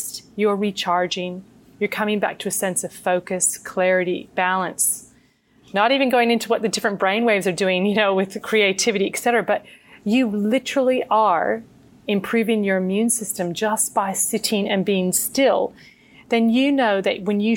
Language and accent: English; United States; as a child growing up in the States